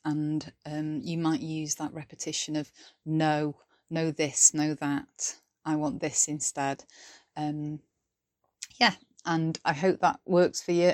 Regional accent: Welsh, Wales, United Kingdom; now in Sheffield, United Kingdom; I'm a British Welsh poet based in Sheffield, South Yorkshire

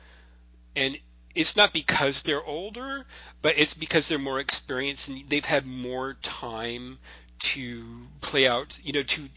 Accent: Florida, United States; in high school when I grew up in Florida

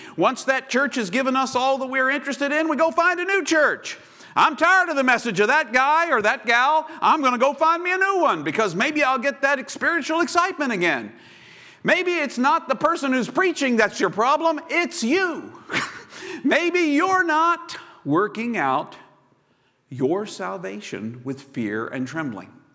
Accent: Chesapeake, Virginia, United States; I grew up in Chesapeake, Virginia

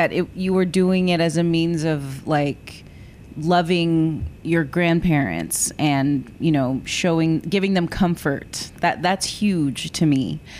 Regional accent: Corpus Christi, Texas, United States; I'm from Corpus and I love this place

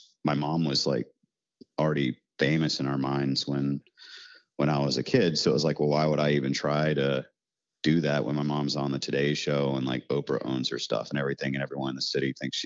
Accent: Parkersburg, West Virginia, United States; now in New Orleans, United States; I was raised in Parkersburg, West Virginia

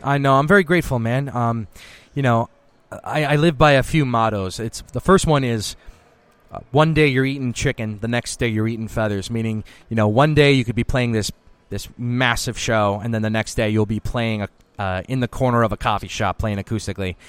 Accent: Boston, Massachusetts, United States; also born or lived in Italian American (ancestry); now in Nashville, United States; I'm I'm from Boston.

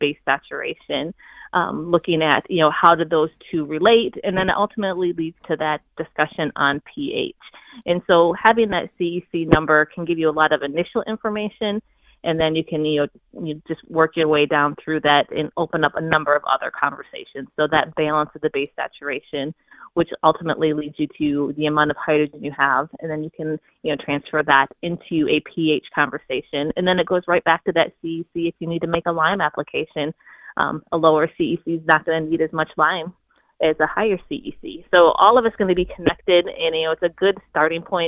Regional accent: Michigan, United States; I'm from Michigan

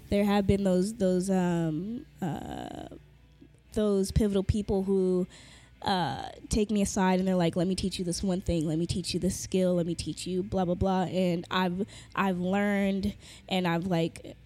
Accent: Carson, California, United States; also born or lived in Inglewood, California / Fresno, California; I am from LA, born and raised in uh, Inglewood, then Carson.

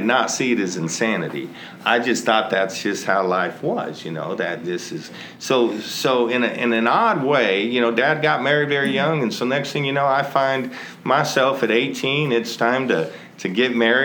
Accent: California, United States; moved away as an adult; also born or lived in Texas; I grew up actually in California

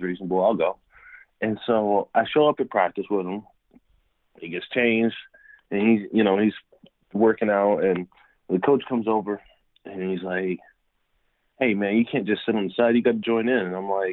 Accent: Harrisburg, Pennsylvania, United States; moved away as an adult; now in San Diego, United States; I grew up in Harrisburg, Pennsylvania, right in the capital.

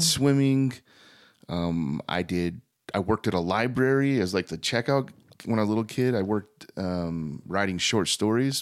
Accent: Thatcher, Arizona, United States; also born or lived in Gilbert, Arizona; I was born and raised in mostly Thatcher

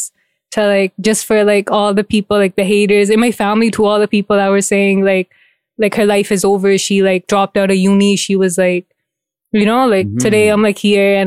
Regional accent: Mississauga, Ontario, Canada; now in Brampton, Canada; I grew up in Saga.

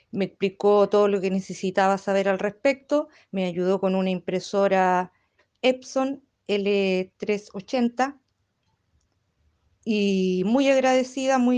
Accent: Chile; soy de Chile

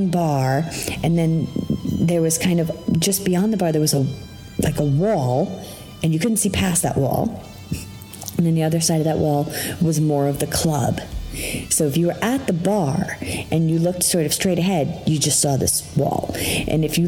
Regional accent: New York, United States; I'm from New York

